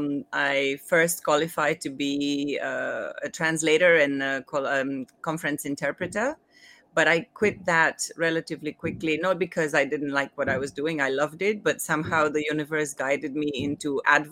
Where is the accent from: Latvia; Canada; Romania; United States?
Romania; now in Hong Kong; I was born in Romania a long time ago.